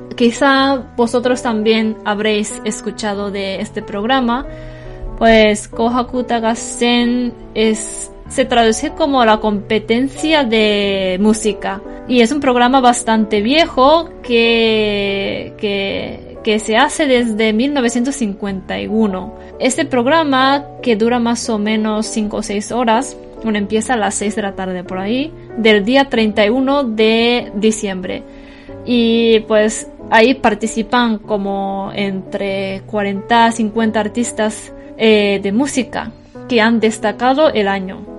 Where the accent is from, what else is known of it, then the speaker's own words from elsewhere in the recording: Tokyo, Japan; moved away as an adult; also born or lived in Kumamoto; yo la mayoría de mi vida hasta ahora he vivido en Tokio